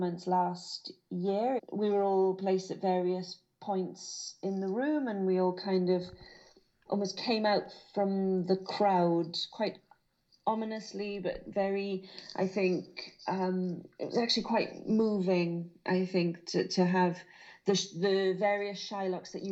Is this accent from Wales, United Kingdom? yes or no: yes; Carmarthen, Wales, United Kingdom; accent: Welsh lilt; also born or lived in Burry Port, Wales; I was brought up in Carmarthen, well, halfway between Carmarthen and Llanelli, so southwest Wales